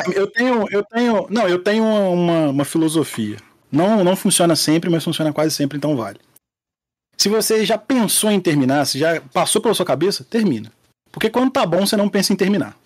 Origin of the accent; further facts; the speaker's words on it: Rio de Janeiro, Brazil; Eu e Maurício, como bons cariocas